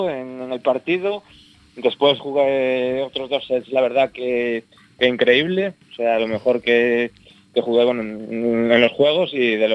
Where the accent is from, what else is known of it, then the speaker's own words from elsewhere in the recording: A Coruña, Galicia, Spain; moved away as an adult; now in Barcelona, Spain; soy coruñés de, toda la vida y nada, he vivido en, Coruña hasta hace cinco años que me trasladé a Barcelona